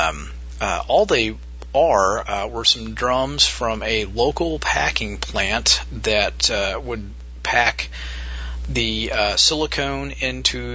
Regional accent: Midwest, United States; my hometown. We have what's called a Rural King, which is a pretty big farm store here in the Midwest

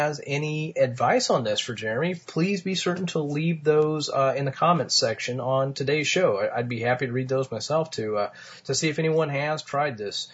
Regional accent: Martinsville, Indiana, United States; my hometown of Martinsville

